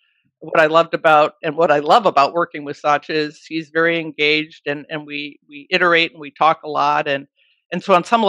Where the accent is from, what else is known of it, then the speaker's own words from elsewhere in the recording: Brookfield, Wisconsin, United States; now in Seattle, United States; I grew up in Brookfield, Wisconsin